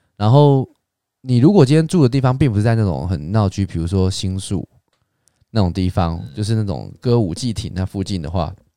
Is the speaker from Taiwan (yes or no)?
yes; Taiwan; 我们台湾人